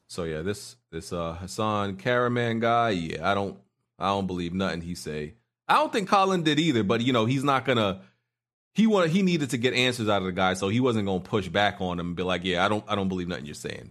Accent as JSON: {"language": "English", "town": "New York City", "region": "New York", "country": "United States", "tie": "born or raised there", "said": "there was no irregular at my school growing up in Brooklyn"}